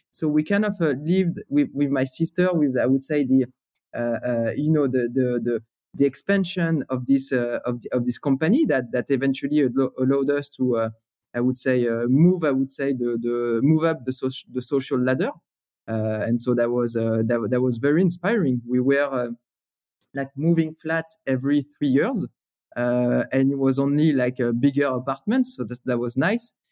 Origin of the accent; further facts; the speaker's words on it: Paris, Île-de-France, France; English is a second language; so, you know, growing up in Paris, it was, uh, so first of all, gray, right?